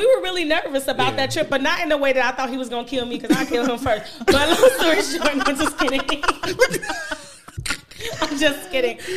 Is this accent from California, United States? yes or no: no; Chicago, Illinois, United States; growing up in Chicago